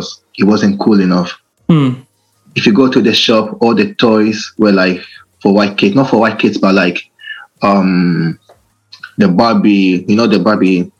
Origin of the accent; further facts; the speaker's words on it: Italy; now in Reading, United Kingdom; I was born in Italy, raised up there